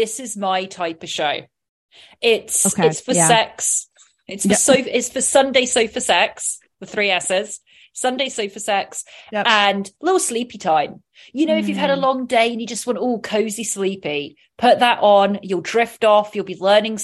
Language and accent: English; Oxfordshire, South East England, United Kingdom; I was brought up in County of Oxfordshire, which is about 40 to 50 miles west of London